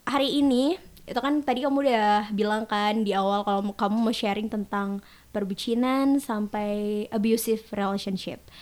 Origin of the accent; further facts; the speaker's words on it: Jakarta, Indonesia; Asalku dari Jakarta, Jaksel